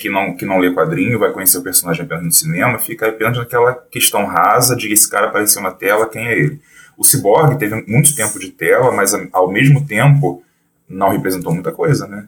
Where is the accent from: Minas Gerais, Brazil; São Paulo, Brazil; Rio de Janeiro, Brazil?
Rio de Janeiro, Brazil; Sou do Rio de Janeiro, é, sou designer